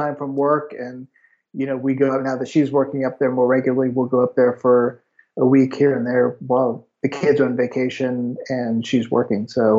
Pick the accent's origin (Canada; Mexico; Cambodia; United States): United States; moved away as an adult; also born or lived in Oakland, California / Silicon Valley; now in Toulouse, France; I'm a journalist from the United States. I think you know this, but I'm actually living in Toulouse, France, in the southwest part of France.